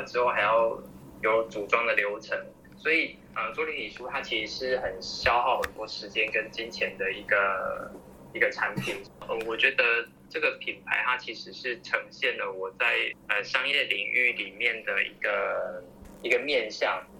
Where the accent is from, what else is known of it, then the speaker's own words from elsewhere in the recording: Nantou County, Taiwan; 我是南投人